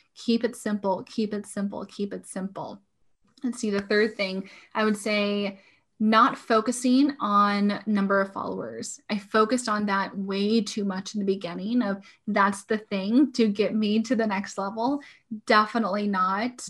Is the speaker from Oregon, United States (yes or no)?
yes; Portland, Oregon, United States; moved away as an adult; now in Washington, United States; I was born and raised in Portland, Oregon.